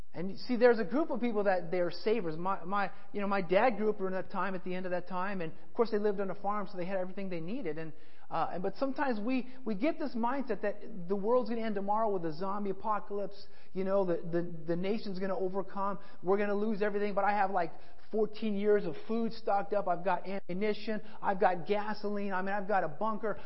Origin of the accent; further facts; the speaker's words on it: Colorado, United States; I grew up in Colorado